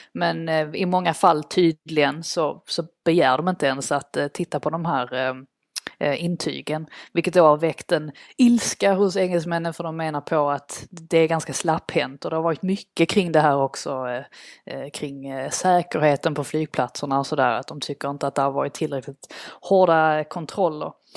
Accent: Sweden; moved away as an adult; now in London, United Kingdom; min eh, familj hem, som är kvar hemma i Sverige och mina svenska vänner

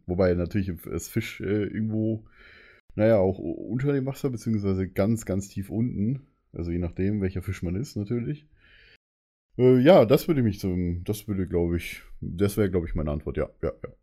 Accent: Bavaria, Germany; Ich bin ja selber Bayer

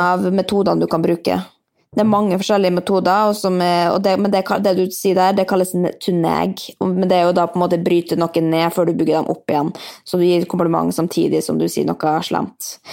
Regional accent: Molde, Møre og Romsdal, Norway; now in Oslo, Norway; Jeg er også fra Molde, men jeg er i Oslo, for der bor jeg

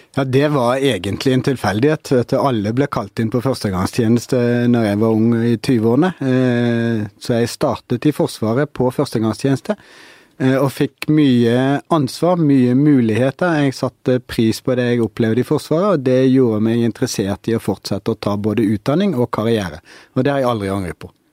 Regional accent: Norway; vi som nordmenn

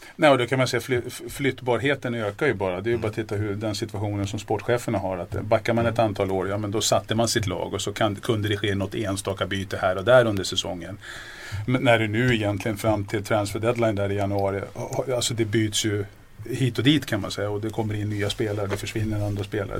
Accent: Järna, Stockholm County, Sweden; Född och uppvuxen ute i Järna

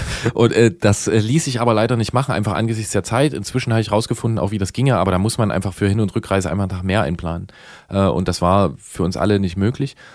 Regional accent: GDR, East Germany, Germany; wir sind alle geboren in der DDR

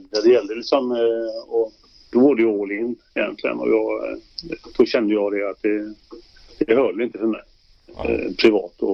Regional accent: Sweden

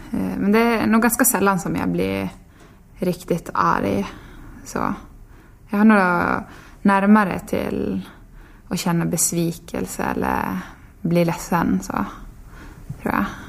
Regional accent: Tärendö, Norrbotten County, Sweden; born or raised there; now in Sundsvall, Sweden

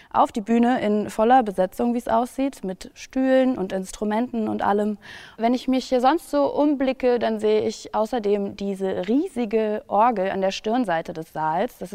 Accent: Berlin, Germany; Zumal ich mir als Berlinerin unter dem Namen Gewandhaus ehrlich gesagt nicht so viel vorstellen konnte.

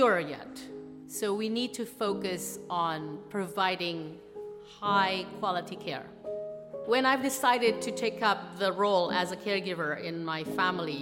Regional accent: Jakarta, Indonesia; moved away as an adult; also born or lived in Australia; I grew up in Jakarta, Indonesia

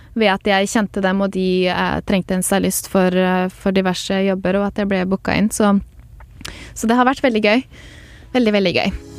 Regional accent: Norway; moved away as an adult; now in Los Angeles, United States; jeg er fra Norge

